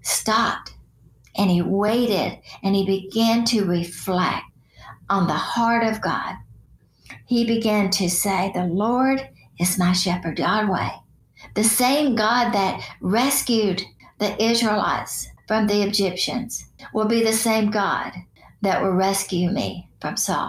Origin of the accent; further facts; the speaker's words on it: Chattanooga, Tennessee, United States; As a little girl growing up in Chattanooga